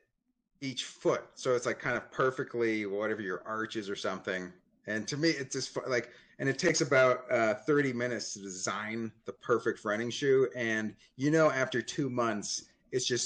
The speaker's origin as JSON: {"language": "English", "region": "Arizona", "country": "United States", "tie": "born or raised there", "said": "I grew up in Arizona"}